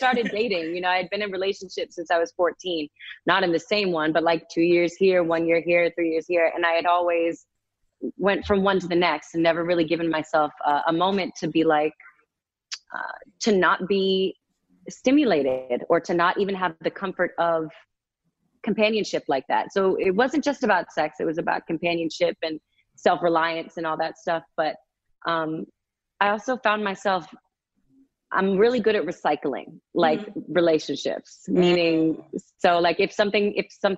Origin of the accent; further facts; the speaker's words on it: Massachusetts, United States; moved away as an adult; now in Los Angeles, United States; My two best friends that I grew up with in Massachusetts